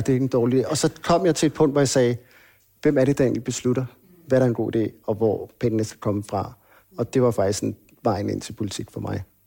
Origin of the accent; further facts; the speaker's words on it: Hvidovre, Capital Region of Denmark, Denmark; also born or lived in Copenhagen (Nørrebro); født og opvokset øh, i Danmark, født på, på Rigshospitalet, der blev født i 1980. Øhm, der boede vi på Nørrebro, okay. og øhm, der boede vi indtil jeg var cirka 6 år. Mm. Og så flyttede vi til Hvidovre